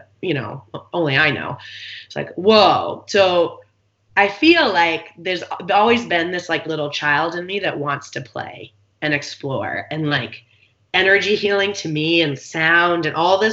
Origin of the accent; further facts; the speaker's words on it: East Coast, United States; now in San Diego, United States; I grew up on the East Coast